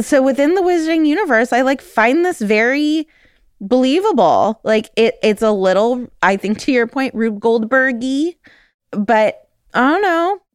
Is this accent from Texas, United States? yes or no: no; California, United States; moved away; I'm from California.